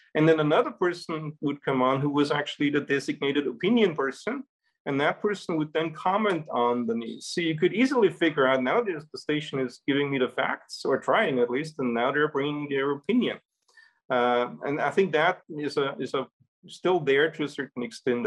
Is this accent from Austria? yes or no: yes; Salzburg, Austria; moved away; That's my hometown in, in Europe.